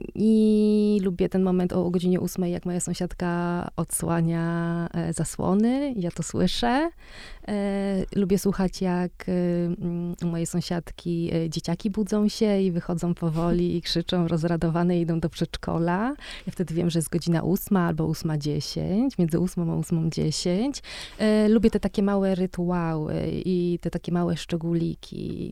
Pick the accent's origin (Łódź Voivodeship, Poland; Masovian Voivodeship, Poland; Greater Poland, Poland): Łódź Voivodeship, Poland; Łódź; ja dorastałam e, w Łodzi na, blok, na czwartym piętrze w zwyczajnym, w zwyczajnym bloku na, na Widzewie